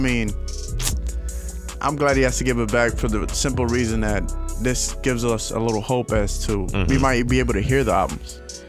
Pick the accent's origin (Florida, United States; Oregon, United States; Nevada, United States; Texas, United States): Florida, United States; Miami; I'm from Miami